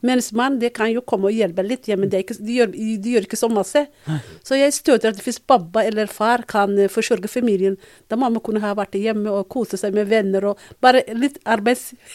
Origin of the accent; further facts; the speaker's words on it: Mogadishu, Banaadir, Somalia; Norwegian is a second language; moved away as an adult; also born or lived in Borama, Somaliland / Birmingham, United Kingdom; now in Norway; så vi flyttet fra, Mogad, eh, fra Boro til Mogadishu. Mm -hmm. Og der begynte jeg på skolen. Ja. Da har jeg gått barneskole, ungdomsskole